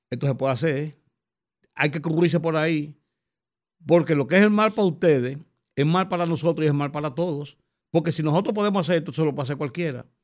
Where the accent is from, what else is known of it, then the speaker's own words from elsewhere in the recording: Dominican Republic; Como dominicano, yo.